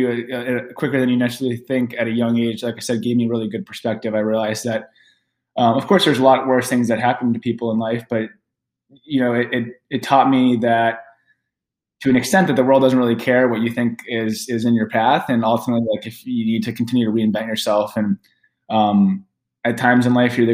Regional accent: Cape Cod, Massachusetts, United States; I grew up in Cape Cod, Massachusetts

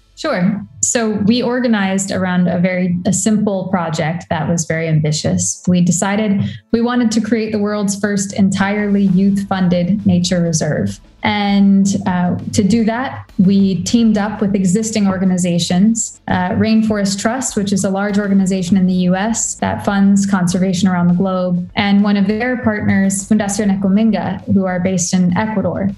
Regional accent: Warrenton, Virginia, United States; also born or lived in Washington, D.C.; I grew up in Warrenton, Virginia, which is a, a rural county in, in um, the eastern side of America

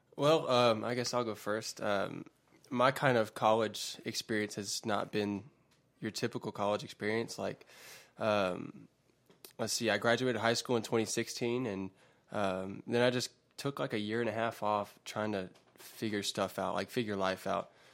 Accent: West Georgia, United States; I'm from the West Georgia area, uh, and have lived here for a while now, most of my life

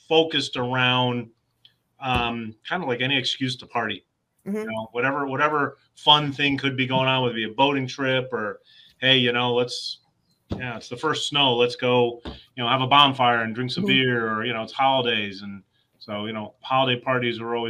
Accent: Hamden, Connecticut, United States; I am the cousin that lived in the backyard overlap growing up in Hamden

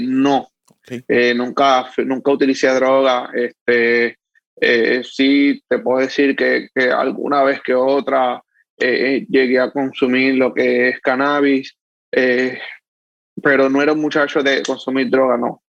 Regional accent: Manatí, Puerto Rico; now in Dorado, Puerto Rico; Sí, soy de Manatí, nacido y criado en Manatí. Actualmente vivo en Dorado, pero me nací y, me crié en Manatí.

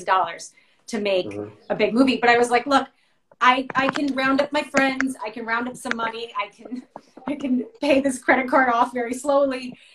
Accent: Westchester, New York, United States; my hometown

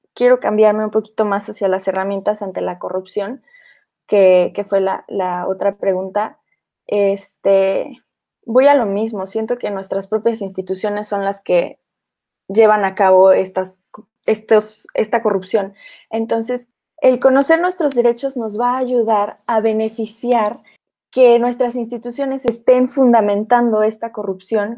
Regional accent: Mexico; como mexicanos

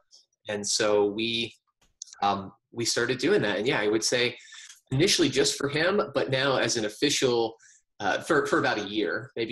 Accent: New York City, New York, United States; moved away as an adult; also born or lived in Virginia; I grew up in New York City in the heart of Metropolis, and I lived there for most of my life

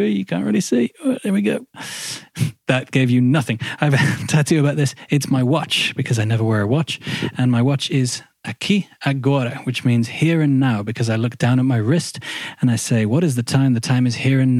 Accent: Midlands, United Kingdom; moved away as an adult; that's where I'm from. I'm from the Midlands

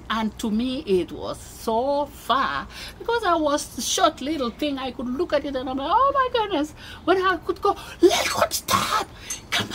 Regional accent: Mombasa, Mombasa County, Kenya; moved away as an adult; also born or lived in Des Moines, United States / Loveland, Colorado, United States; now in Colorado, United States; I was born and raised in Mombasa. That's another amazing city in Kenya.

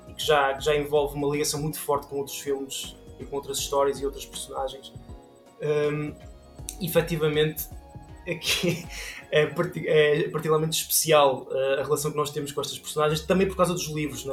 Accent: Portugal; somos portugueses

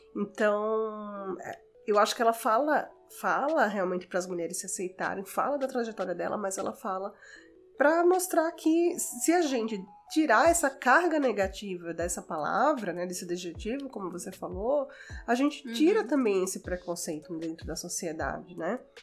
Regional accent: Natal, Rio Grande do Norte, Brazil; moved away as an adult; also born or lived in Fortaleza; now in São Paulo, Brazil; sou de Natal e estudei em Fortaleza.

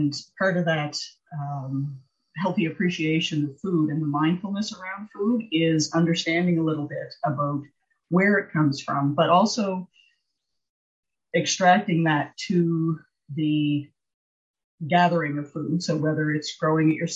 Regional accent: Nova Scotia, Canada; born or raised there

